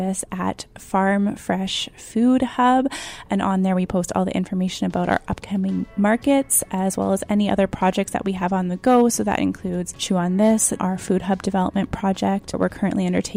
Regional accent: Niverville, Manitoba, Canada; now in Winnipeg, Canada; I'm from originally about 30 minutes south of Winnipeg. I grew up in Niverville

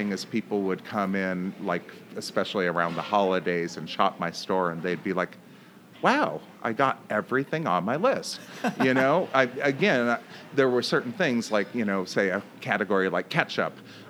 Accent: Pacific Northwest, United States; Well, my parents, we grew up in the Northwest, and my parents lived in Portland until about, I want to say, the late 80s.

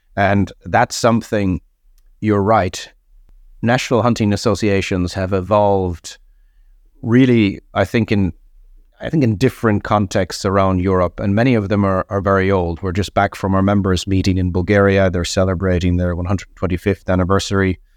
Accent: Ireland; I'm Irish

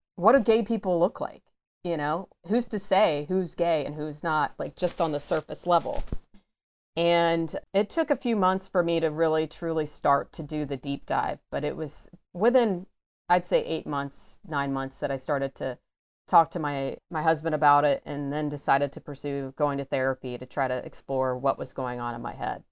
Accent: Atlanta, Georgia, United States; I am from the Atlanta area, grew up in the suburbs of Atlanta

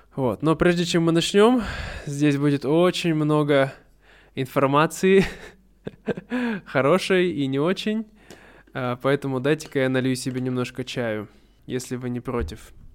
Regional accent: Russia; now in Vietnam; я давно хотел переехать в Россию, хотел вернуться, да, домой, хотел жить в родном городе

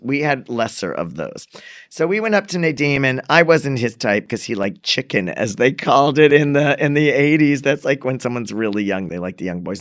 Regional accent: Framingham, Massachusetts, United States; I grew up in Framingham also.

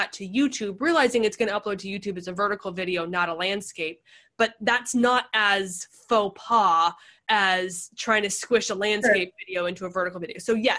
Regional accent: Pacific Northwest, United States; now in San Diego, United States; Like, I come from the Pacific Northwest. I know rain, but we're not built for rain.

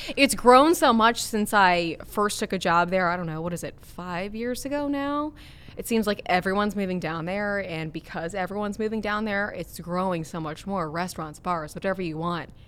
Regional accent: Cincinnati, Ohio, United States; also born or lived in Minnesota; growing up here in Cincinnati

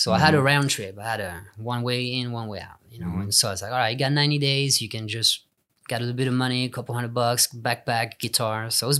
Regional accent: England, United Kingdom; now in United States; In LA, there was great players, but it was in the rock and roll style. So I felt at home.

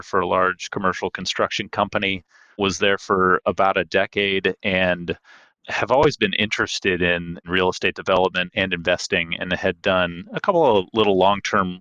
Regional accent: Seattle, Washington, United States; I am based in Seattle, Washington, born and raised here

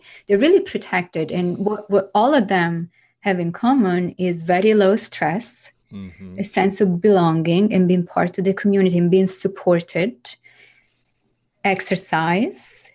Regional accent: Italy; moved away as an adult; also born or lived in France; now in New York, United States; growing up in Italy

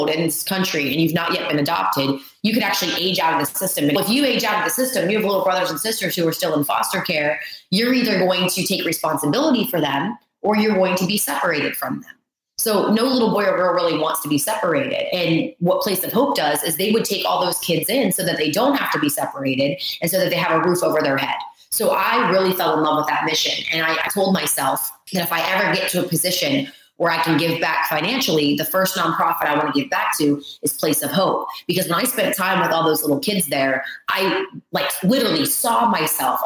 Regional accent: Pittsburgh, Pennsylvania, United States; also born or lived in Ohio; I grew up in Pittsburgh, Pennsylvania area. I was actually in Ohio, but I was born in Pittsburgh, right on the border.

